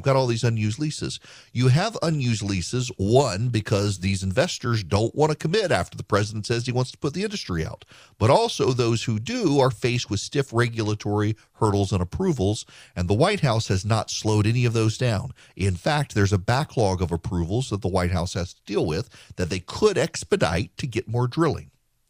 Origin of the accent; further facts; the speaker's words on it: Dubai, United Arab Emirates; I grew up in Dubai. I was an oil kid, not a military kid.